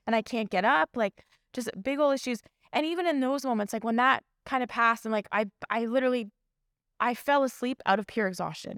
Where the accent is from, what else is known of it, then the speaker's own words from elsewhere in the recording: Toronto, Ontario, Canada; I grew up in Scarborough, born and raised, like, Scarborough to the world